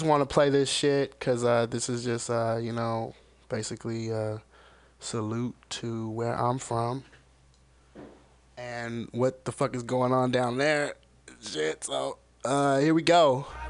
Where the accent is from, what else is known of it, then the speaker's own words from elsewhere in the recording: the South, United States; moved away; I'm from the fucking South. And I fucking love Southern music because I am from the South